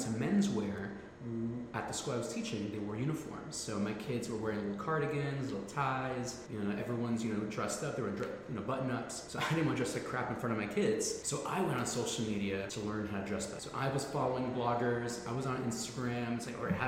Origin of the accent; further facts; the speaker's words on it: New York City, New York, United States; South Bronx born and raised